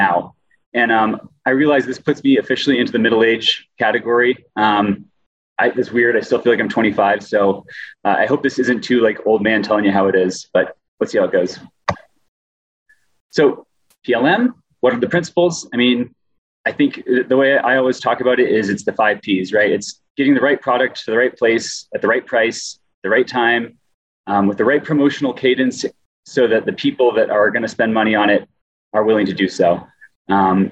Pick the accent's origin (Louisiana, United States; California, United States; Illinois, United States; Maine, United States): Maine, United States; moved away as an adult; also born or lived in Colorado; now in Utah, United States; I'm originally from Maine, lived in Colorado for most of my adult life, and I've been in Utah for 3 years